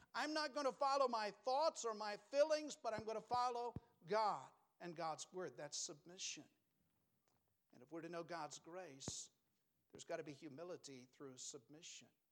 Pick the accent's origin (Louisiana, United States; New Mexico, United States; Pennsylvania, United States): New Mexico, United States; I grew up in New Mexico.